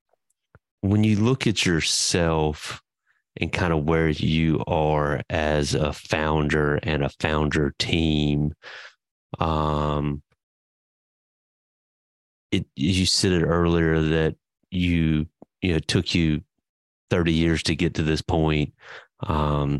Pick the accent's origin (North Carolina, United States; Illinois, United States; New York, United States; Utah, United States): North Carolina, United States; Eastern; now in Charlotte, United States; I grew up in the East North Carolina